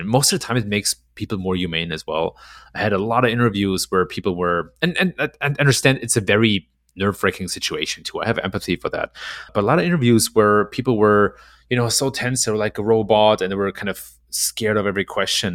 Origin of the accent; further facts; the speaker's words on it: Germany; moved away as an adult; now in Chicago, United States; I was born and raised in Germany